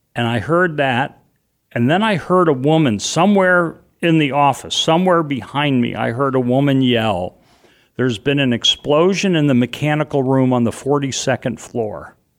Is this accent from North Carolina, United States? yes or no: no; New York City, New York, United States; moved away; also born or lived in Boston; I grew up in and around New York